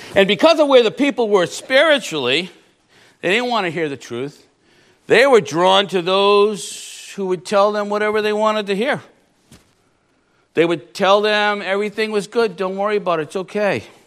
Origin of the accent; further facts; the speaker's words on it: Rhode Island, United States; I'm from Rhode Island